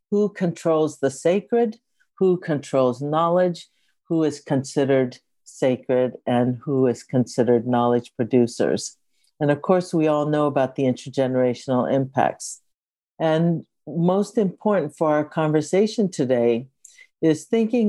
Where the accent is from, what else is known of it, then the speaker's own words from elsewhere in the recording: Japan; now in Berkeley, United States; I also want to situate myself as being connected to Japan. That's where I was born.